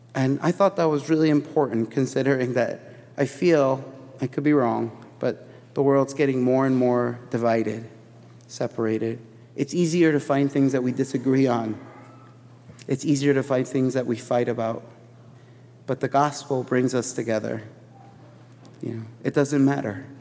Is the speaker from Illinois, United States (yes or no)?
yes; Chicago, Illinois, United States; I grew up in Chicago